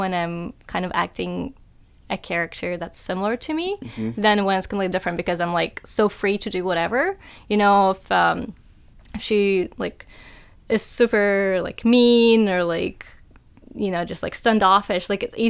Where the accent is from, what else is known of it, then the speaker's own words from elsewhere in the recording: North Carolina, United States; especially like growing up in North Carolina, you know, where there's a lot of artists and a lot of, you know, really good artists.